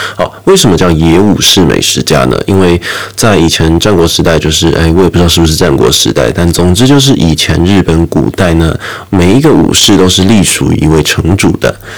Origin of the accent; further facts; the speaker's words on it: Taiwan; 我们台湾人